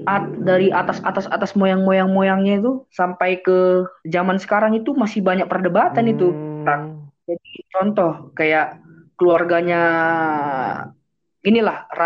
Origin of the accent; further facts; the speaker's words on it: Pangururan, North Sumatra, Indonesia; jadi Raja Silai Sabungan ini berasal dari inilah dari Pangururan, kampung kami. Hmm. Eh, hmm. dari Pangururan. Pangururan itu ada di Samosir.